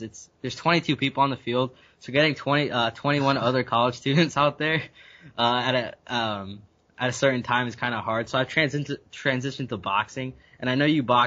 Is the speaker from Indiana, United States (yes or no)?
yes; Richmond, Indiana, United States; also born or lived in Guyana / Binghamton, New York; it was kind of tough growing up in Richmond, being, you know, Guyanese